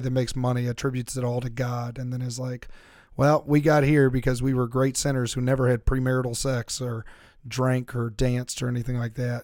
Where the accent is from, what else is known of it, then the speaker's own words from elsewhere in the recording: Louisiana, United States; moved away; also born or lived in Missouri / Kansas; people I grew up with in Louisiana